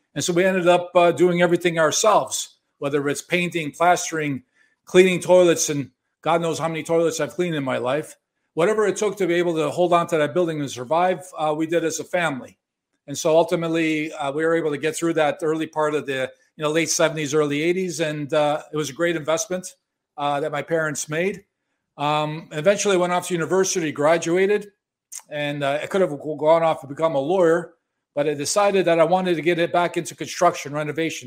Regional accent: Chicago, Illinois, United States; moved away as an adult; also born or lived in Miami Beach, Florida; now in Toronto, Canada; I was born and raised in Chicago

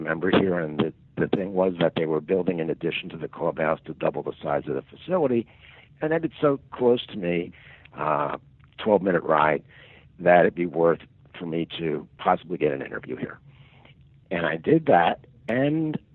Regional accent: Philadelphia, Pennsylvania, United States; also born or lived in Collegeville, Pennsylvania; I grew up in Northeast Philadelphia. I've lived in Collegeville, Pennsylvania for over 40 years.

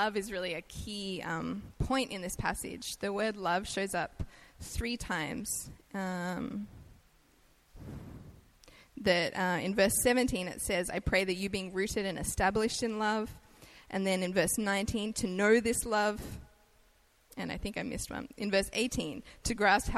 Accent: Australia; accent: Australian; moved away as an adult; now in United States; I'm Australian, so I have an accent

